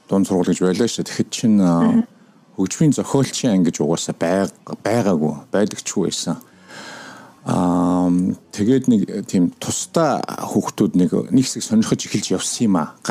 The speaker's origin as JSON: {"language": "Mongolian", "region": "Ulaanbaatar", "country": "Mongolia", "tie": "born or raised there", "moved": "as an adult", "lives_now": "Washington, D.C., United States"}